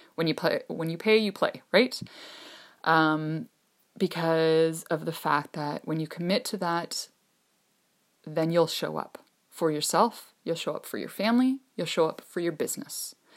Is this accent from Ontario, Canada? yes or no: yes; Ontario, Canada; I'm from Ontario, Canada